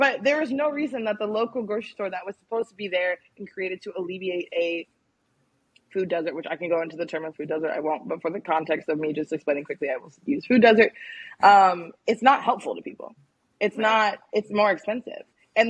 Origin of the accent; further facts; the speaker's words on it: Washington metropolitan area, United States; now in Deep South, United States; And I think that growing up on the East Coast and growing up in the DMV, I was very lucky in the way that I grew up in terms of food access